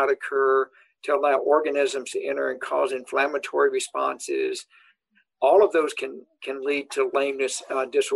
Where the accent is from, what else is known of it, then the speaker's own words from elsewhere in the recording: the South, United States; also born or lived in Nebraska; now in Madison, United States; cow-calf operations growing up in the South